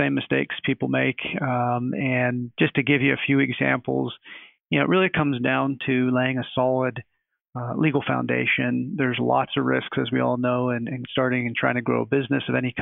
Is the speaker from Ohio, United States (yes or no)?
no; Pittsburgh, Pennsylvania, United States; went back home to my hometown of Pittsburgh